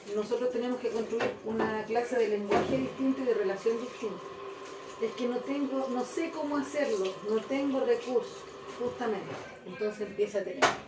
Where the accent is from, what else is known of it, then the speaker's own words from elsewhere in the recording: Chile; nosotros, que somos chilenos